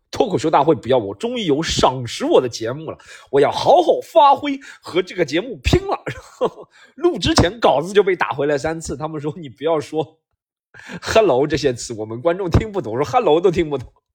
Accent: Shanghai, China; 其实我们上海人说话有口音，不是嘲笑福建人啊，就我上海人说话也有口音

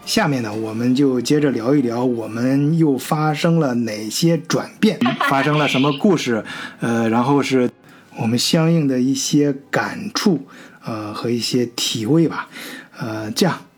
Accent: China; 对于咱中国人来说啊

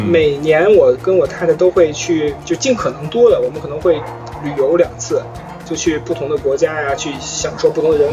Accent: Beijing, China; moved away as an adult; 从小在北京长大嘛

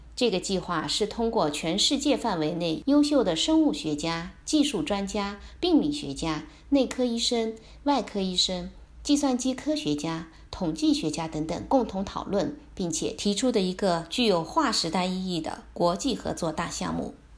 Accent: China; 我们中国人

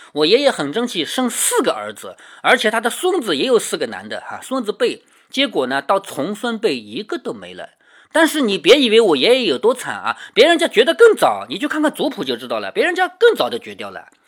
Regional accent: China; 我们中国人

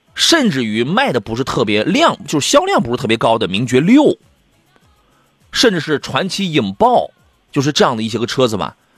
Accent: Qingdao, Shandong, China; 在我老家亲岛

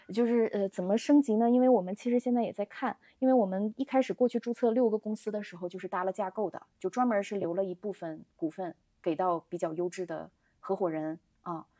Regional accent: Daqing, Heilongjiang, China; moved away as an adult; also born or lived in Beijing; 我是大庆人，嗯，家里人肯定是希望我能跟他们一样，去进入到油公司

